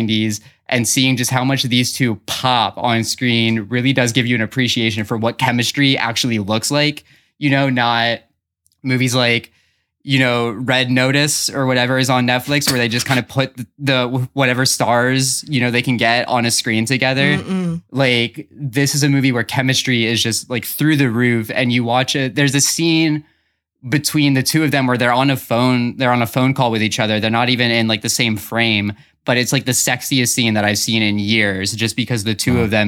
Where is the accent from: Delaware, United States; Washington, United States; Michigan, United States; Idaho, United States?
Delaware, United States; Dover; someone who spent most of my youth growing up in Dover, Delaware